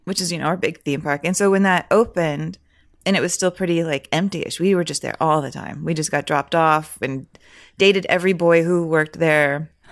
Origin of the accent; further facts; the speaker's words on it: San Antonio, Texas, United States; moved away as an adult; also born or lived in Michigan; I was there from five to eighteen